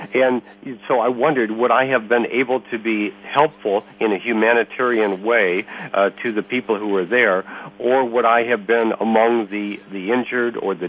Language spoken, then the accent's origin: English; United States; we as Americans